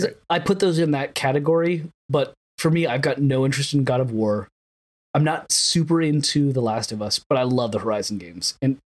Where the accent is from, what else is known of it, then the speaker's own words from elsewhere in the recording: Sausalito, California, United States; Dear listener, … and I grew up in Sausalito.